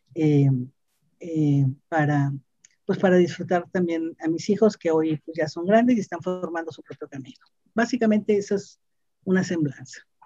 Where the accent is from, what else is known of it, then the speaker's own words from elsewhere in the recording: Monterrey, Nuevo León, Mexico; soy una eh, regiomontana, una mujer que nació en, el seno de una familia